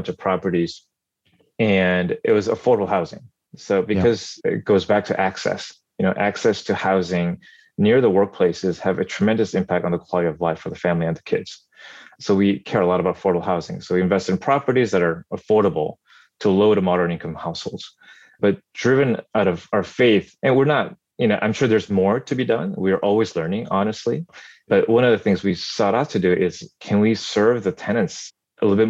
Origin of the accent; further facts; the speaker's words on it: South Korea; now in Northern California, United States; every summer growing up in Korea during my childhood, we went there